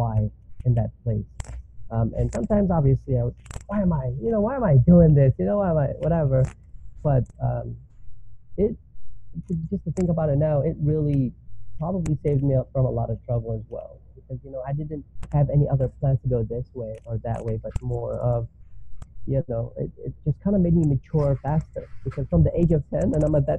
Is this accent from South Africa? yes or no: no; New York City, New York, United States; moved away as an adult; also born or lived in Middle East; now in North Carolina, United States; I'm originally from New York City, actually. Background from the Middle East, but came when I was super young